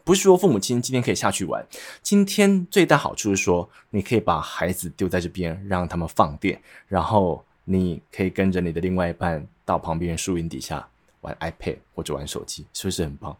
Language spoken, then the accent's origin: Chinese; Nantou County, Taiwan; moved away; 我是南投人